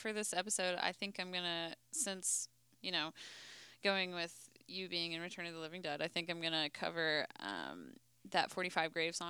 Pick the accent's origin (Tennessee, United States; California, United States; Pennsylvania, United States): Tennessee, United States; Nashville; And then I have some country because I'm from Nashville.